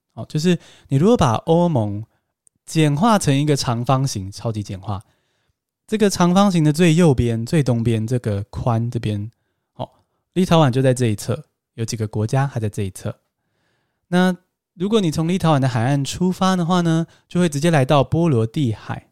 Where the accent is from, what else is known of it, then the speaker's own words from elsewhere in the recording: Taiwan; 我们台湾人